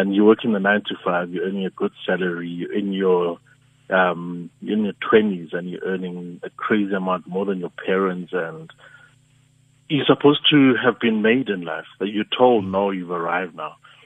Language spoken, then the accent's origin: English; Soweto, Gauteng, South Africa; I'm a kid from Soweto